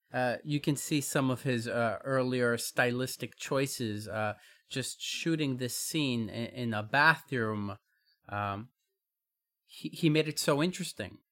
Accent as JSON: {"language": "English", "town": "New York City", "region": "New York", "country": "United States", "said": "as a New Yorker"}